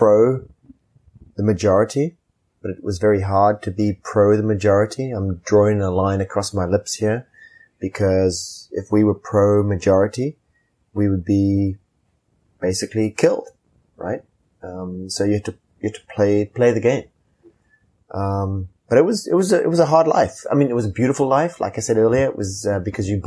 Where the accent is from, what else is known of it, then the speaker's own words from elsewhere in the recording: Zimbabwe; moved away as an adult; also born or lived in Lusaka, Zambia; now in United States; my life growing up in Rhodesia was a life of privilege as a white person in Africa